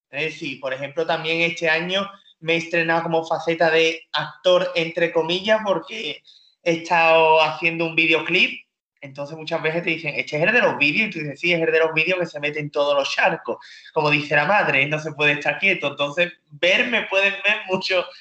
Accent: North West England, United Kingdom; accent: Liverpool/Manchester; la que vino a hacerme el examen era de, de Londres centro y yo tengo acento de Liverpool, de Manchester

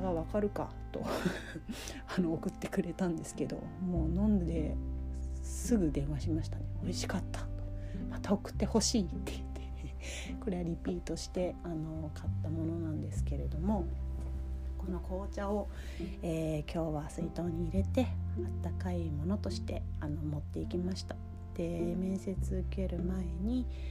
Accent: Kagoshima, Japan; 私の地元がですね鹿児島県なんですね九州にあるんですけれども

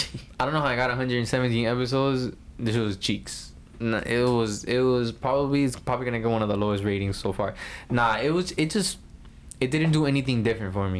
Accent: United States; we're American

